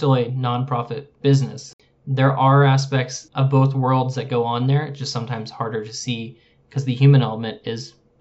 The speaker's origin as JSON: {"language": "English", "region": "Midwest", "country": "United States", "tie": "born or raised there", "said": "We grew up in the Midwest, but in different cities"}